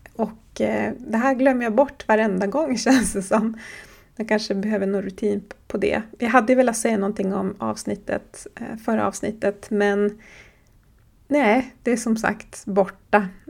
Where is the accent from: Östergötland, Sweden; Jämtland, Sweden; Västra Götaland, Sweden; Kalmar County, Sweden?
Jämtland, Sweden; Horsbotten; jag kommer från Horsbotten i Jämtlands län på den svenska sidan av Sápmi